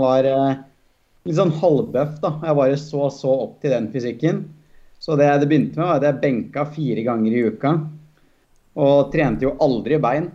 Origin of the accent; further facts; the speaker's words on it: Toten, Innlandet, Norway; være fra Toten der, da, hvor som er et bitte lite sted